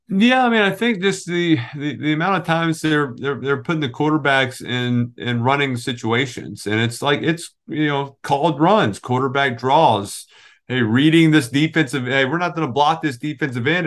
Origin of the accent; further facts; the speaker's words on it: New Orleans, Louisiana, United States; moved away as an adult; now in New Jersey, United States; growing up in New Orleans